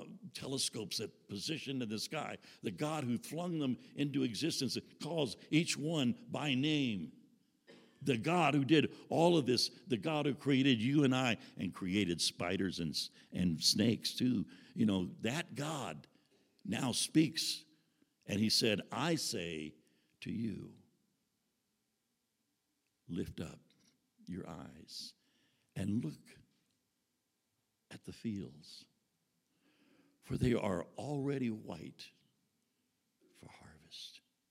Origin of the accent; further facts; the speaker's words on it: Houston, Texas, United States; living in the South, living in Houston, Texas, and growing up in Southern churches